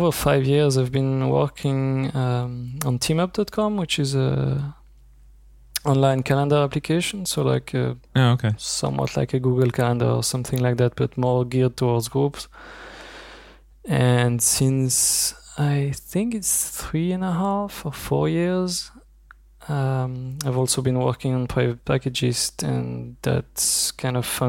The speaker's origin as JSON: {"language": "English", "country": "Belgium", "moved": "yes", "lives_now": "Zurich, Switzerland", "said": "I'm from Belgium and I now live in Switzerland"}